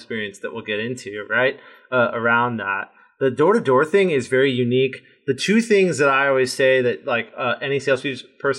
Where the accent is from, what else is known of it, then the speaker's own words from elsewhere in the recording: Redondo Beach, California, United States; where I grew up in Redondo Beach, California